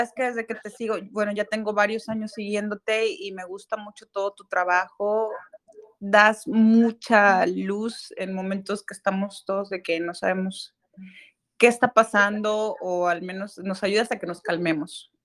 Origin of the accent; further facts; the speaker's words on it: Guadalajara, Jalisco, Mexico; now in Houston, United States; yo soy de México y estoy viviendo en Estados Unidos, en Houston, y este, he tenido sueños como que si yo hubiera seguido mi vida allá en, Guadalajara, de donde soy